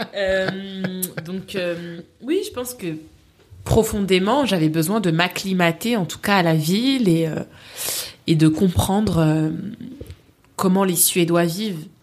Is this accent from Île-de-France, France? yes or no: yes; Paris, Île-de-France, France; moved away as an adult; also born or lived in Sweden; j'y ai vécu jusqu'à mes 28 ans maintenant. Mhm. Euh, je pense que j'aimerais toujours Paris. Mhm. Je suis née à Paris